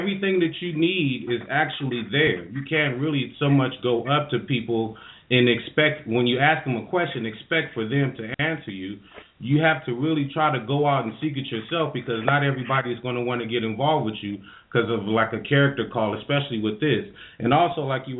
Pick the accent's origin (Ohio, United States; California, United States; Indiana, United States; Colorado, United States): California, United States; Sacramento; we're from California, from Sacramento.